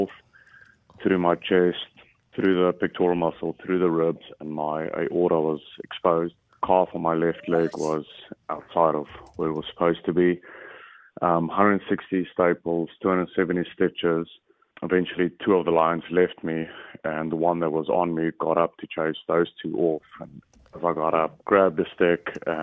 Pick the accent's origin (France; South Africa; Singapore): South Africa; moved away; I grew up in South Africa, and when I was 15